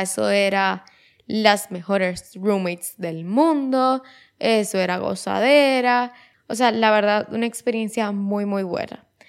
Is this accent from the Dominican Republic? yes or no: yes; Dominican Republic; otra vez me fui de República Dominicana y me fui a Nueva York